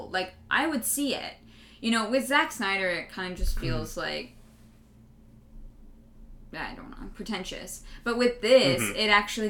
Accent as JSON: {"language": "English", "town": "Calgary", "region": "Alberta", "country": "Canada", "tie": "born or raised there", "said": "We grew up in Calgary."}